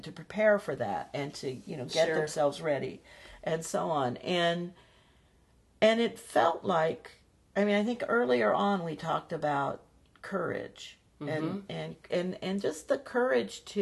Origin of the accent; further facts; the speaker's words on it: Midwest, United States; I grew up in the Midwest